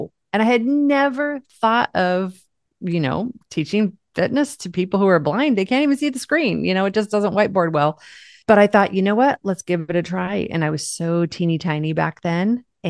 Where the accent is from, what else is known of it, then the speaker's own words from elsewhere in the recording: Seattle, Washington, United States; from Seattle.